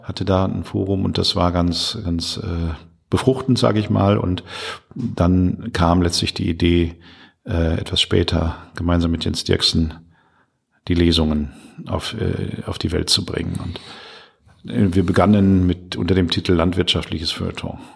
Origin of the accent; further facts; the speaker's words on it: Münsterland, North Rhine-Westphalia, Germany; moved away as an adult; now in Ruhr area, Germany; Ich bin seit 25 Jahren hier mit der Familie mhm. äh, oder mittlerweile mit Familie und äh, bin ja aus dem Münsterland